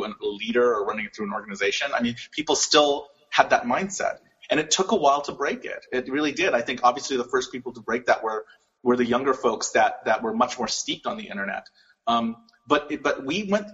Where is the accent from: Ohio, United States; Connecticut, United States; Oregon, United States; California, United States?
California, United States; Los Angeles; I was born in Hollywood, California